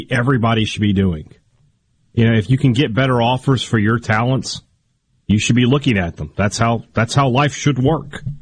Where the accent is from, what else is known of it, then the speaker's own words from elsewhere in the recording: United States; I'm an American. I'm a capitalist.